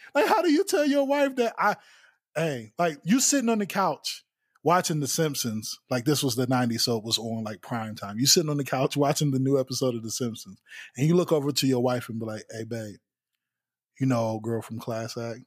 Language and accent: English; United States; I grew up in East Haven